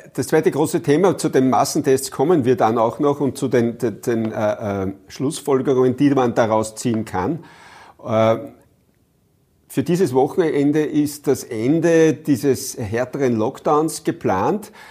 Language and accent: German; Upper Austria, Austria; bei uns in Oberösterreich